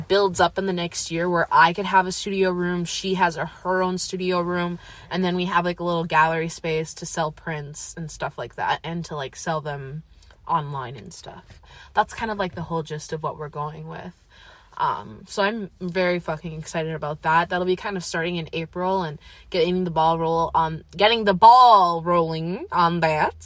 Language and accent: English; Eau Claire, Wisconsin, United States; also born or lived in Madison, Wisconsin / Menomonie, Wisconsin; I'm also from Eau Claire, Wisconsin. I've lived there most of my life. I was born in Madison, Wisconsin, lived there for 5 years, but truly an Eau Claire native.